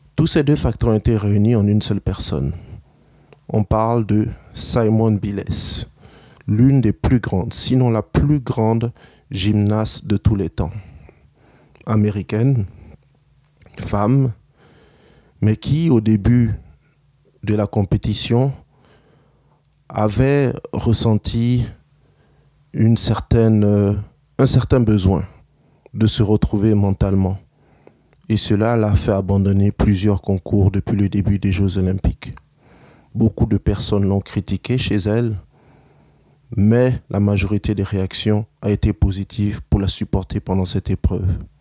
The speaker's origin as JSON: {"language": "French", "country": "Canada", "said": "chez nous, au Canada"}